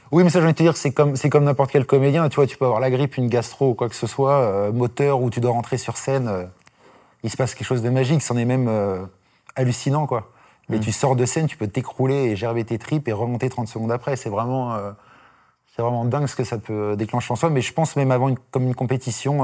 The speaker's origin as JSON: {"language": "French", "town": "Dijon", "region": "Bourgogne-Franche-Comté", "country": "France", "moved": "yes", "said": "je viens de Dijon"}